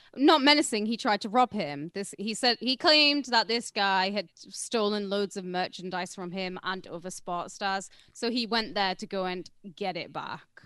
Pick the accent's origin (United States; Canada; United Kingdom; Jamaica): United Kingdom; I'm British